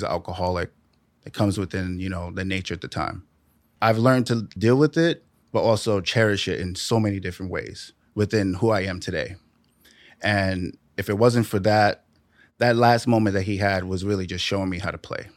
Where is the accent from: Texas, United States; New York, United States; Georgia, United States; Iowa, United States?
New York, United States; New York City; Born and raised in the Bronx